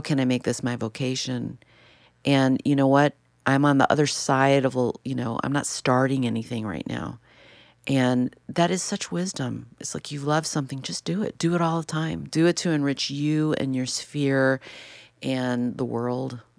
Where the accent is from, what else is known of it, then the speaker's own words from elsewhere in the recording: Chicago, Illinois, United States; I grew up in Chicago in the city, and then we ended up in the suburbs